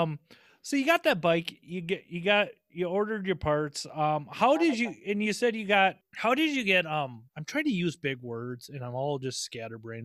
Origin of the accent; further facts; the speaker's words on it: Midwest, United States; We're from the Midwest